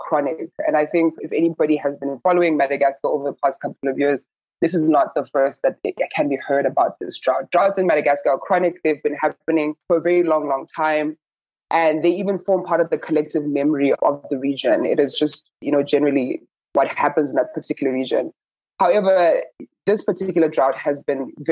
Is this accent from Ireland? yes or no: no; Botswana; I'm from Southern Africa, I'm from Botswana